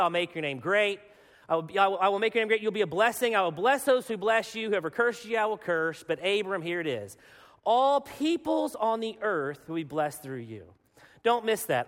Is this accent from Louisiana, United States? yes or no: no; Arkansas, United States; I am from Arkansas